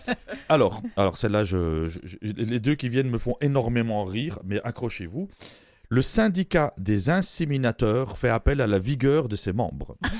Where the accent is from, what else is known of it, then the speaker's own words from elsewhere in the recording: Belgium; moved away; je suis Belge d'origine